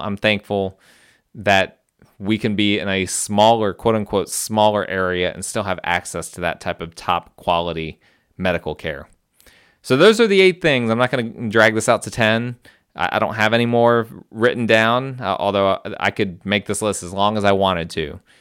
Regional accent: New Jersey, United States; now in Greenville, United States; I'm from New Jersey

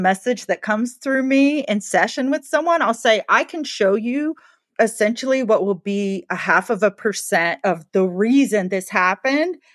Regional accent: the South, United States; I grew up in the South

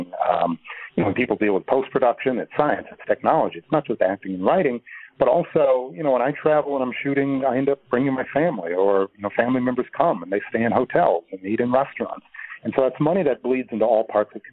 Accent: Milwaukee, Wisconsin, United States; I'm from Milwaukee

